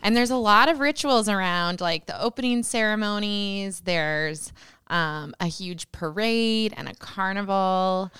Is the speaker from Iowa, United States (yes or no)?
yes; Britt, Iowa, United States; I grew up in rural Iowa in a little town called Britt.